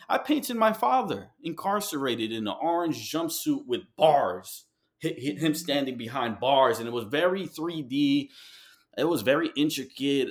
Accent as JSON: {"language": "English", "town": "New York City", "region": "New York", "country": "United States", "tie": "born or raised there", "also_born_or_lived": "Ecuador (ancestry) / Colombia (ancestry)", "moved": "yes", "said": "I moved from New York. uh, I had to move away from New York"}